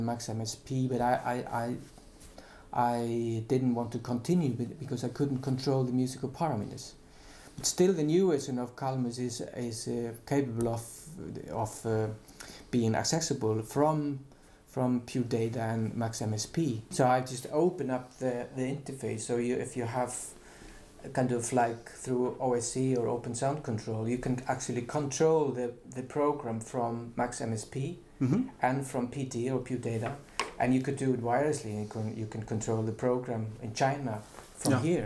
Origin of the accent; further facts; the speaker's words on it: Iceland; also born or lived in Finland / Utrecht, Netherlands; I'm from Iceland